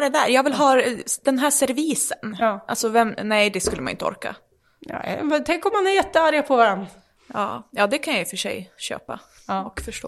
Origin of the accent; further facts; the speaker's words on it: Västerås, Västmanland, Sweden; vi är västeråsare